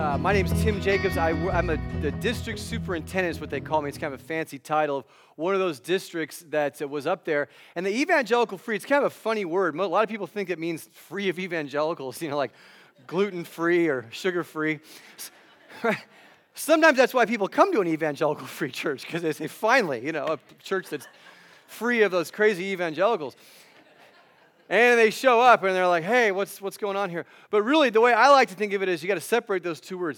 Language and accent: English; Los Angeles, California, United States; now in Phoenix, United States; I live in Ph, the Phoenix area in Arizona, although I'm originally from Los Angeles.